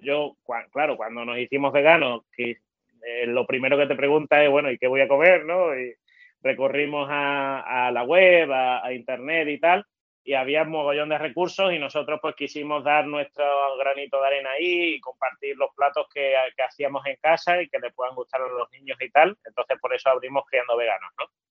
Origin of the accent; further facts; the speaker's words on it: El Puerto de Santa María, Andalusia, Spain; soy del puerto de Santa María, aquí en, Cádiz